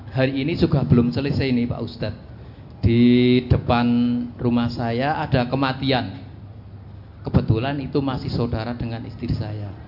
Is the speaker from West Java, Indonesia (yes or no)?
no; Wonosobo, Central Java, Indonesia; asal dari Wonosobo.